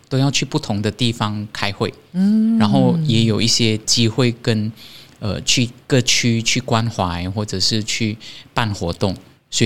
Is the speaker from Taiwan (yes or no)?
no; Malaysia; moved away as an adult; also born or lived in Terengganu / Ipoh; 就是我的从小生活就在一个郊外嘛，所谓的郊外就是市中心以外嘛，